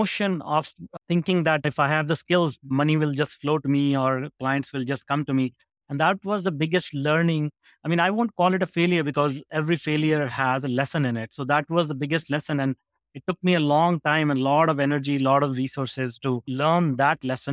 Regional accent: India; moved away as an adult; also born or lived in North America; I grew up in India and I started my career at 15 working in a factory for $2 a day.

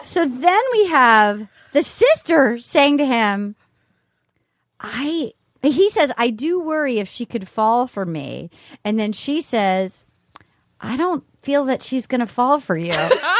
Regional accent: Little Compton, Rhode Island, United States

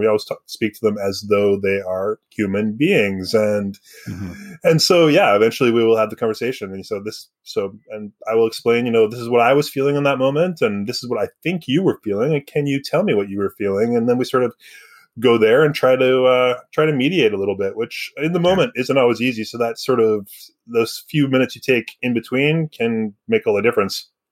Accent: Surrey, British Columbia, Canada; I grew up in Surrey, which is a little different

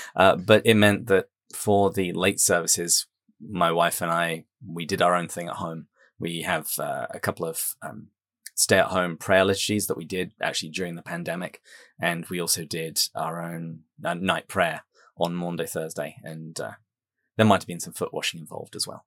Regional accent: England, United Kingdom; moved away as an adult; also born or lived in San Diego, United States; now in Wisconsin, United States; I am English. I live in the United States, have done for over a decade

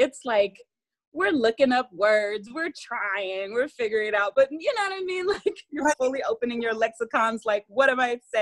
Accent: Atlanta, Georgia, United States; I was born in Atlanta, Georgia

